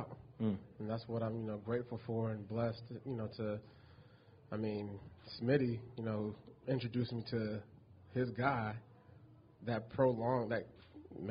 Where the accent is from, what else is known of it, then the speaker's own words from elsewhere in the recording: Olympia, Washington, United States; also born or lived in Fort Lewis, Washington; I'm from Olympia